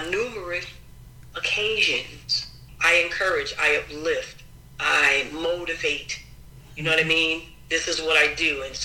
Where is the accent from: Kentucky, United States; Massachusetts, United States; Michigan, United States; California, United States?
Massachusetts, United States; Springfield; also born or lived in New Haven, Connecticut; I grew up here in Springfield, Massachusetts